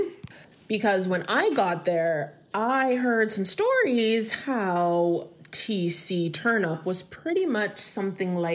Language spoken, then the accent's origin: English; Greater Toronto Area, Ontario, Canada; also born or lived in North Carolina / Tennessee; I am from the GTA, but I'm from the West End